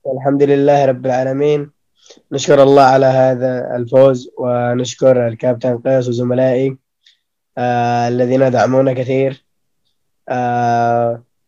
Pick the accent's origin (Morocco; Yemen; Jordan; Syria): Yemen; Aden; انا من عدن